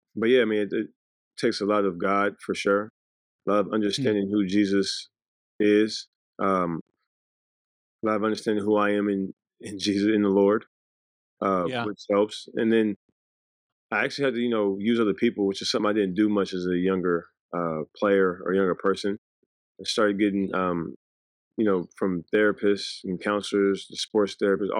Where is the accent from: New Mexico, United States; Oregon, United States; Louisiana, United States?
Louisiana, United States; Ruston; also born or lived in Los Angeles, California; I was born in California. I was born in the Valley, LA area. And then we moved to Ruston, Louisiana, which I think was huge for us. It was a very, very small town, and we were kind of raised in a bubble